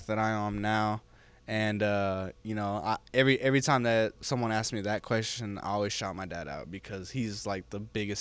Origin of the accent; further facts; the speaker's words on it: California, United States; moved away; I grew up in California, right? So like we didn't do two-step over there